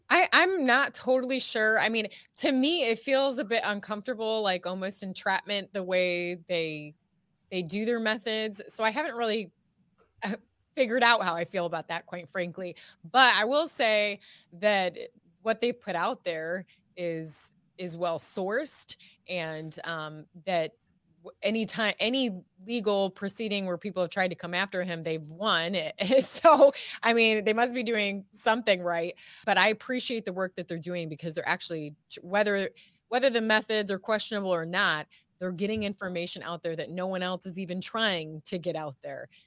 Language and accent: English; Ohio, United States; moved away as an adult; also born or lived in California; now in Texas, United States; I'm from, born and raised in Ohio